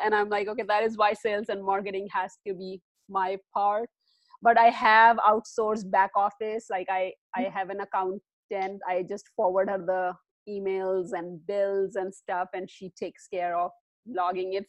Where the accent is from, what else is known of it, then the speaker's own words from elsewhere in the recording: India; moved away as an adult; I am originally from India. I spent most of my life in India.